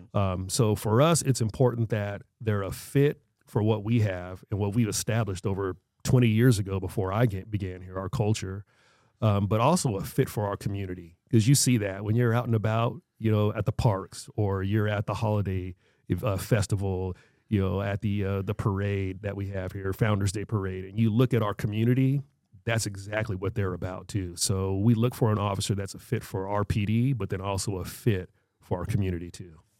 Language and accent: English; Marana, Arizona, United States; I grew up on Ryer Avenue, which is right there in what I call old old Marana, northern Marana